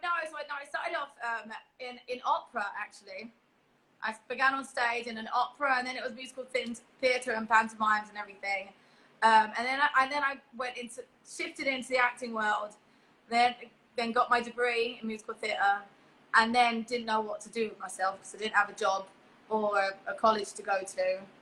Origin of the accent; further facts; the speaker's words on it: England, United Kingdom; But I was born in England, and I was educated and raised in England. But I always was really proud of saying I was Polish.